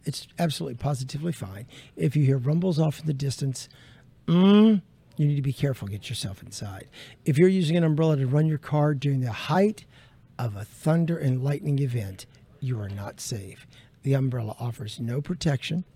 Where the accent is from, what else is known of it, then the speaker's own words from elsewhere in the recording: Middle Tennessee, United States; now in Florida, United States; I grew up in Middle Tennessee